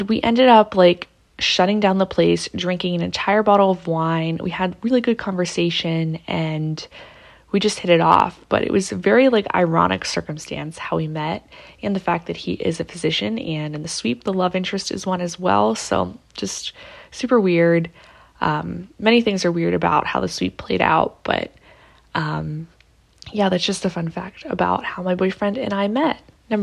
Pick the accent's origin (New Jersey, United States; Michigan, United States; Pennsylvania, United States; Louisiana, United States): Pennsylvania, United States; Pittsburgh; I'm from Pittsburgh